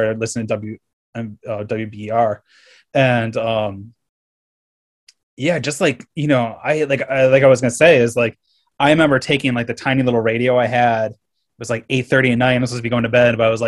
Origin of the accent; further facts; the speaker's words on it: Caledonia, New York, United States; moved away; also born or lived in Fredonia, New York; growing up in Caledonia and then being in Fredonia, I studied design in Fredonia